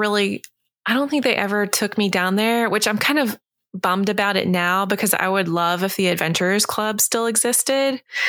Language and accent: English; Florida, United States; I grew up in Florida.